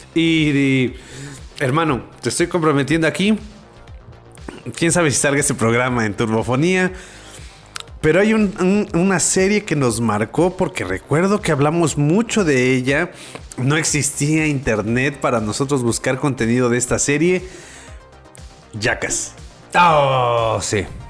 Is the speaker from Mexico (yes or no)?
yes; Mexico